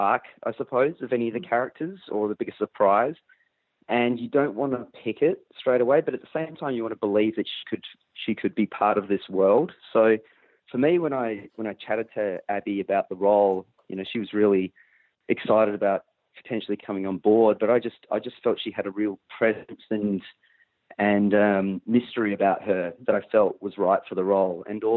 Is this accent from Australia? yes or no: yes; Perth, Western Australia, Australia; I grew up in Western Australia